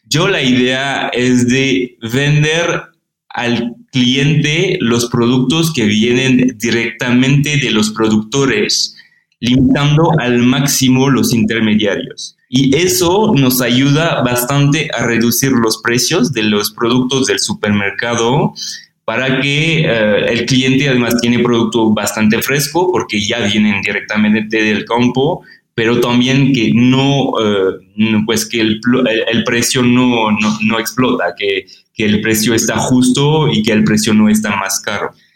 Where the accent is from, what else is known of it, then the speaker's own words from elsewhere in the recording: France; Spanish is a second language; moved away as an adult; also born or lived in Paris; now in Mexico City, Mexico; soy francés